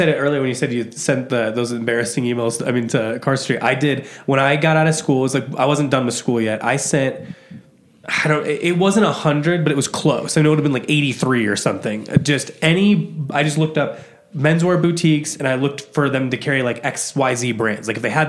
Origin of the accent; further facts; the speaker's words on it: Midwest, United States; I'm from the Midwest.